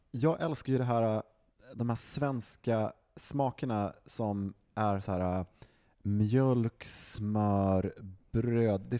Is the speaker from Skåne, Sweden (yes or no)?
no; Västerbotten County, Sweden; Som västerbottning så instämmer jag bara med allting som Johan tidigare har sagt.